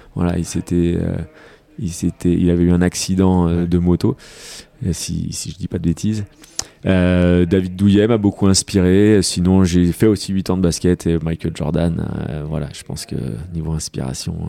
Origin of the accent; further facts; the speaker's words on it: Rennes, Brittany, France; now in Annecy, France; je suis breton, donc je suis de Rennes